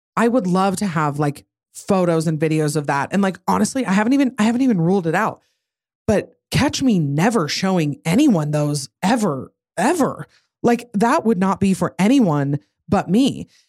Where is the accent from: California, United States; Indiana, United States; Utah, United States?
Utah, United States; I'm from Utah